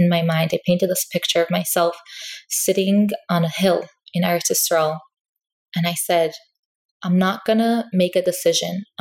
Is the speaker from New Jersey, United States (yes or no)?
no; New York City, New York, United States; I grew up in Crown Heights